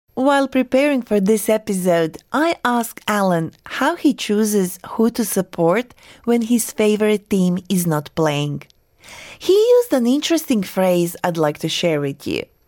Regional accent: Croatia; now in Australia; watching the soccer team from my birth country compete at FIFA World Cup

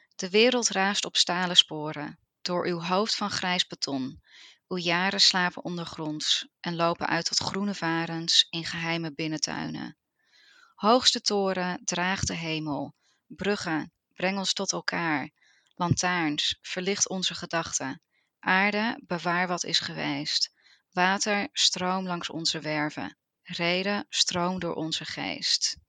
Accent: Utrecht, Netherlands; now in Sydney, Australia; ik ben opgegroeid in de wijk Tuindorp.

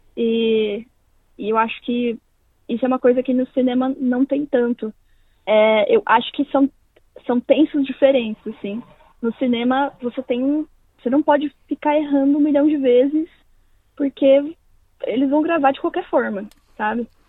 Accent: São Paulo, Brazil; also born or lived in Londrina, Paraná; Eu nasci em Londrina, no Paraná, é, mas eu cresci em São Paulo. Então eu me considero mais paulista do que do que paranaense

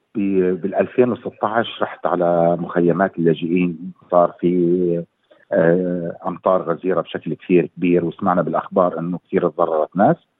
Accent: Syria; moved away as an adult; also born or lived in Lebanon / Erbil, Iraq; now in Australia; طلعت من سوريا بال 2014

